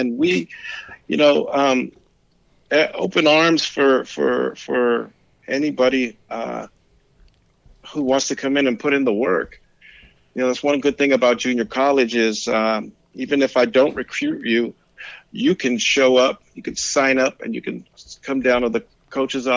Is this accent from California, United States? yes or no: yes; San Francisco, California, United States; also born or lived in Pacifica, California; I was born in San Francisco, raised in San Francisco. I'm a city kid. I grew up in the Mission District in San Francisco